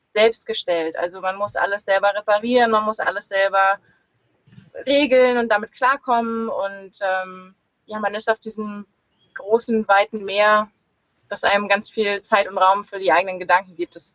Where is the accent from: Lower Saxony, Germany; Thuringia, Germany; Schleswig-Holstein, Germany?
Lower Saxony, Germany; Lüneburg; born there; ich bin 32 Jahre alt, bin geboren in Lüneburg in der Nähe von Hamburg